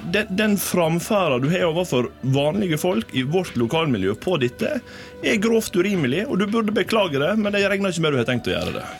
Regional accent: Volda, Møre og Romsdal, Norway; jeg har bodd her

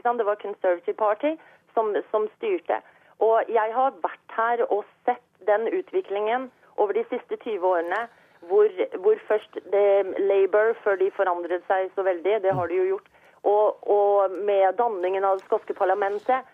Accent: Norway; now in Scotland, United Kingdom; jeg er jo norsk, og jeg vokste opp i Norge

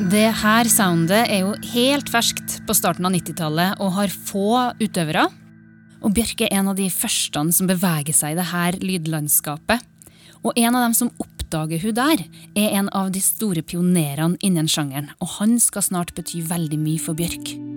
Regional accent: Trondheim, Trøndelag, Norway; på festningen i Trondheim, i nabolaget der jeg vokste opp

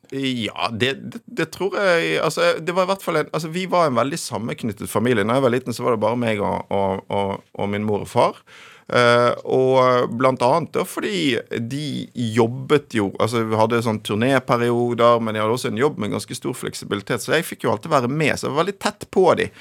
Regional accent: Bergen, Vestland, Norway; now in Oslo, Norway; jeg vokste opp i Bergen med en far eh, fra Oslo

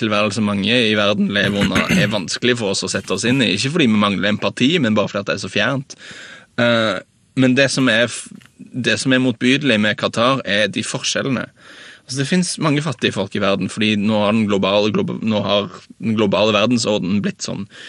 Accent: Norway; som nordmann

